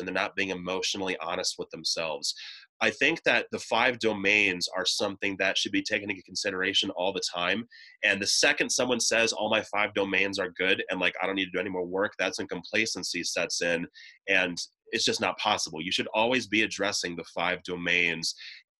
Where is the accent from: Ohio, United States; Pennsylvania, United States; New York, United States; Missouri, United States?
Ohio, United States; moved away; back in my home state of Ohio